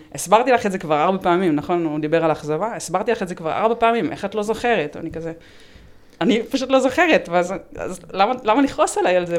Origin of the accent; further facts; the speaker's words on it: Ramat Gan, Tel Aviv District, Israel; אני מרמת גן